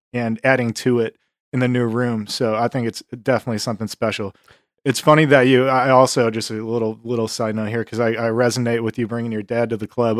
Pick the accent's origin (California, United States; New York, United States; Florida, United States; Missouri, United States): New York, United States; Buffalo; moved away as an adult; now in Texas, United States; I'm from Buffalo, New York originally.